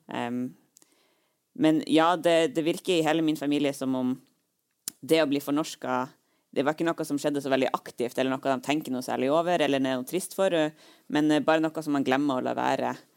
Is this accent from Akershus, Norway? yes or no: no; Troms, Norway; jeg er jo eh, fra Nord-Troms, og min familie bor jo langs E6